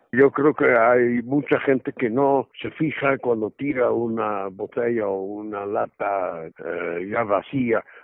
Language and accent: Spanish; Netherlands; now in Mexico; como yo soy holandés, Holanda es un país de agua